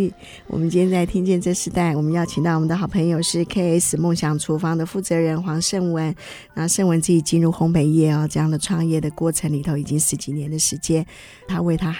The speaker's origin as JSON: {"language": "Chinese", "country": "China", "said": "这个老面就是会不会就像我们中国人常常在制作一些酱料的时候的方法是一样？"}